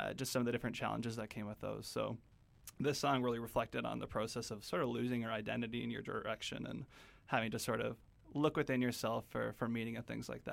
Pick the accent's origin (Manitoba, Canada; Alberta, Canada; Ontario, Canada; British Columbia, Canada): British Columbia, Canada; Kelowna; we grew up in Kelowna, so I went to the university campus of UBC, UBCO